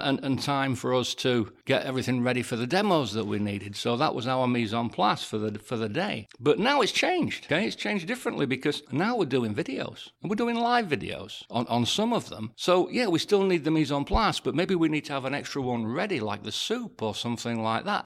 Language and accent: English; England, United Kingdom; I'm English